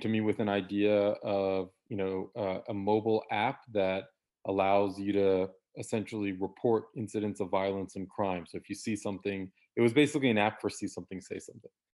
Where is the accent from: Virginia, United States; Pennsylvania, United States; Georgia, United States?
Virginia, United States; DC area, Northern; born and raised in Northern Virginia, D C area